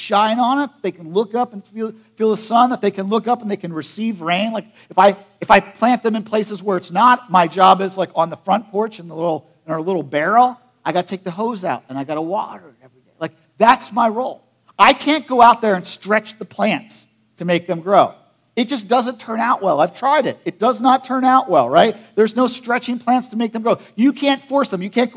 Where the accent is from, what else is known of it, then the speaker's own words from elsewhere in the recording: United States; I grew up in Perry County